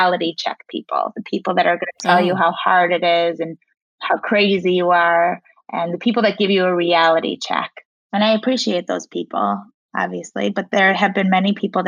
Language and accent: English; Chicago, Illinois, United States; also born or lived in South Africa / Indiana; I grew up in Chicago, went to school at Indiana University, moved back to Chicago